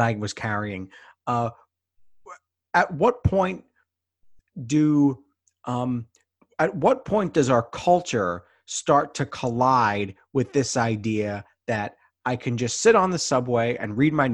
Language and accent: English; New York City, New York, United States; I grew up in the Bronx